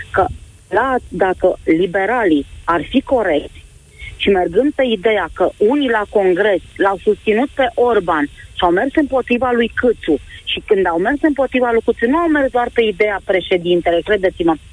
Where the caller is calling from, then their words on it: Bacău, Bacău County, Romania; sunt de la Bacău.